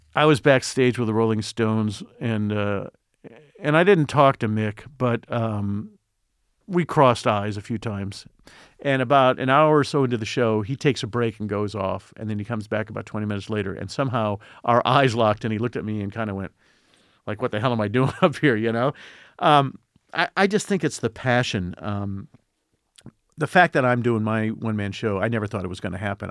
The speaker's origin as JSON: {"language": "English", "town": "Indianapolis", "region": "Indiana", "country": "United States", "tie": "born or raised there", "said": "Growing up in Indianapolis, I wanted to be in show business more than life itself"}